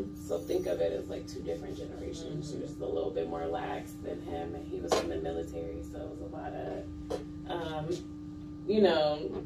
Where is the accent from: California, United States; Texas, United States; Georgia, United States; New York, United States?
Georgia, United States; Lithonia; moved away as an adult; now in Kennesaw, United States; I'm from Lithonia